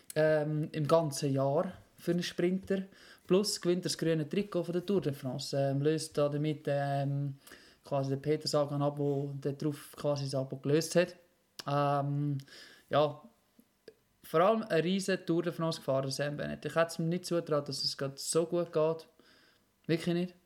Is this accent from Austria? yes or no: no; Switzerland; als Schweizer